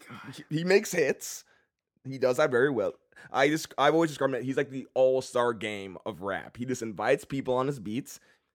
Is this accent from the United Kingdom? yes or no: no; Canada